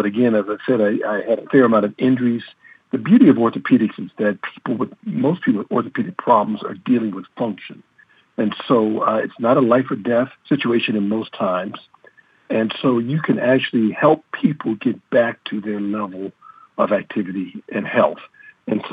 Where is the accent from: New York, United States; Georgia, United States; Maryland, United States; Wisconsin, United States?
Maryland, United States; Baltimore; As a kid growing up in Baltimore